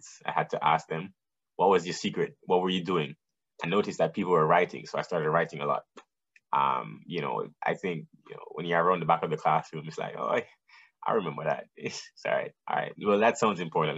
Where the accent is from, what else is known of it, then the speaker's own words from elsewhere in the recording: Kingston, Jamaica; moved away; also born or lived in New Jersey; I'm from Jamaica, Kingston, Jamaica. Mm-hmm. I was born and raised there